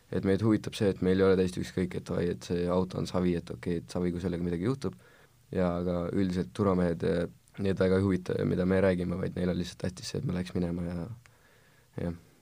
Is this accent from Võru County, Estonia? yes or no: no; Tallinn, Harju County, Estonia; olen kaheksateistaastane ekstreemsportlane Tallinnast